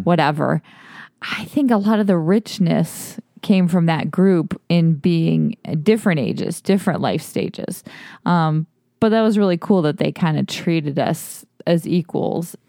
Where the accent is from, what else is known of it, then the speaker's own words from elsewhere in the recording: Toledo, Ohio, United States; now in Austin, United States; Justin and I grew up in Ohio, in Toledo, Ohio.